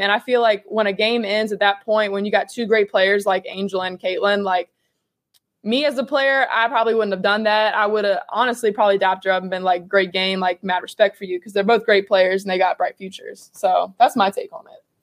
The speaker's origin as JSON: {"language": "English", "region": "Virginia", "country": "United States", "tie": "born or raised there", "said": "My hometown is about 25 minutes north of Charlottesville. So always grew up a UVA fan."}